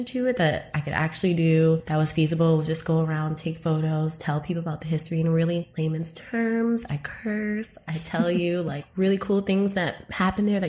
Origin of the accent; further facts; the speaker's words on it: New York City, New York, United States; moved away as an adult; now in Los Angeles, United States; Being born and raised in Harlem, I went to a lot of like Afrocentric schools like in the 90s